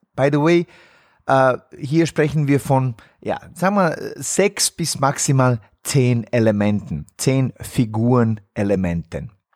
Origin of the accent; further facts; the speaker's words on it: Bosnia & Herzegovina; moved away; in meiner Heimat in Bosnien-Herzegowina